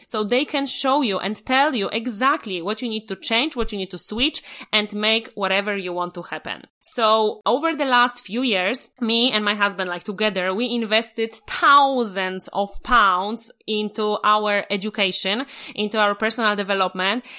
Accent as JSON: {"language": "English", "country": "Poland", "moved": "yes", "said": "I'm original from Poland"}